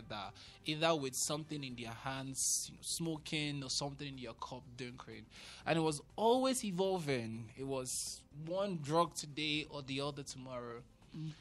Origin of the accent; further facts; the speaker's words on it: Ikorodu, Lagos, Nigeria; I remember growing up in Lagos, in Ikorodu specifically